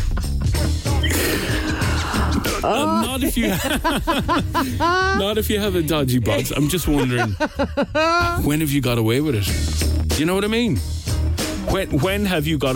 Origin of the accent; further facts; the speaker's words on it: Castlebar, Connacht, Ireland; my hometown in Castlebar in Mayo